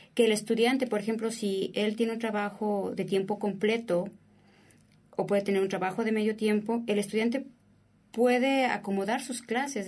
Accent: Mexico; moved away as an adult; now in United States; en México, por lo regular, asociamos la palabra colegio como una escuela particular

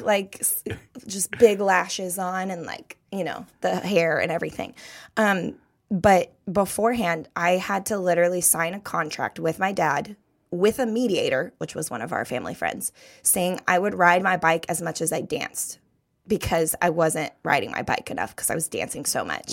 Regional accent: Thousand Oaks, California, United States; I was born and raised in Thousand Oaks, California

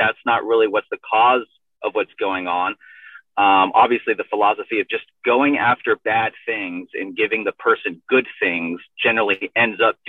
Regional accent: San Diego, California, United States; I'm from San Diego. I grew up in Rancho Bernardo

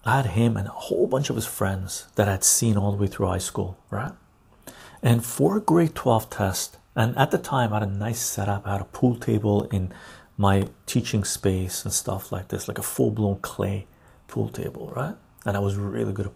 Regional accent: Canada; we're Canadian

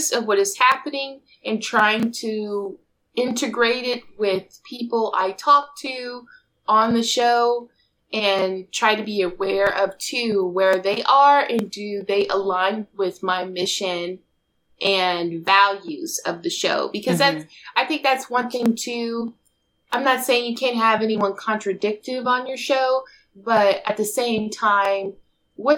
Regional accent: Denver, Colorado, United States; moved away; my hometown, Denver Co.

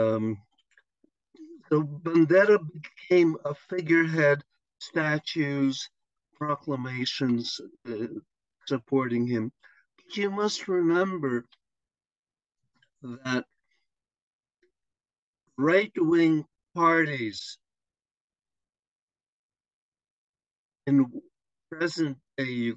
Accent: Northern Ontario, Canada; now in Montreal, Canada; I'm originally from Northern Ontario

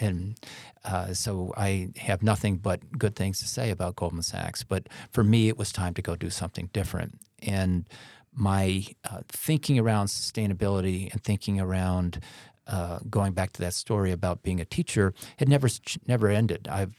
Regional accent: Midwest, United States; now in New York City, United States; I was a kid from the Midwest, turned up in the big city.

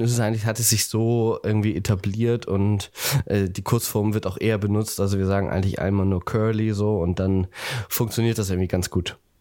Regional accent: Buxtehude, Lower Saxony, Germany; now in Hamburg, Germany; ich komme äh, ursprünglich ah. aus Buxtehude tatsächlich

